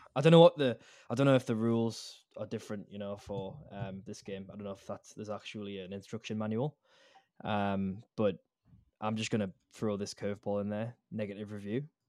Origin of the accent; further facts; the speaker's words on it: Newcastle upon Tyne, North East England, United Kingdom; now in Australia; I'm from the UK, mate, like from Newcastle